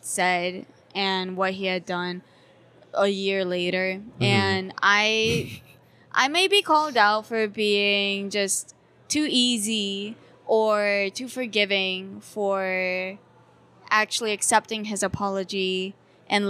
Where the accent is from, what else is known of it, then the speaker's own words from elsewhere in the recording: Rhode Island, United States; moved away; also born or lived in Hong Kong; I grew up with white parents in a very white state. I grew up in Rhode Island.